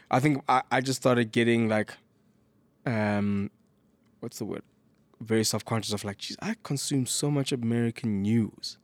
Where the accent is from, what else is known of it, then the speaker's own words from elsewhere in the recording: South Africa; As a South African